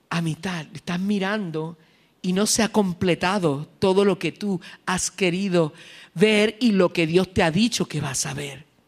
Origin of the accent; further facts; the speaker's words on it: Morovis, Puerto Rico; mi pueblo Morovis